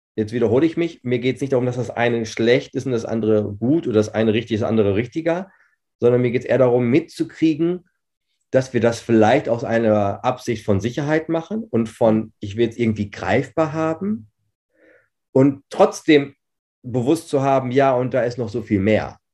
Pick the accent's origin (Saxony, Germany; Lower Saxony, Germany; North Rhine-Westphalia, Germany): North Rhine-Westphalia, Germany; Herford; ich bin 40 Jahre, ich äh, bin gebürtiger Herforder, also mhm. Ostwestfalen-Lippe